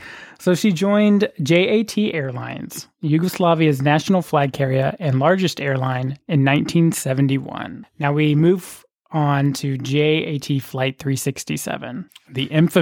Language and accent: English; Oklahoma, United States; I'm from Oklahoma.